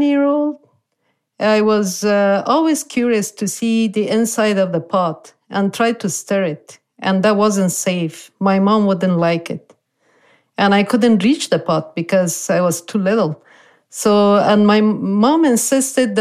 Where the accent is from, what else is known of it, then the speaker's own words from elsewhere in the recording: Kabul, Afghanistan; moved away as an adult; also born or lived in Beirut, Lebanon; now in Moreno Valley, United States; I grew up in Kabul, the capital city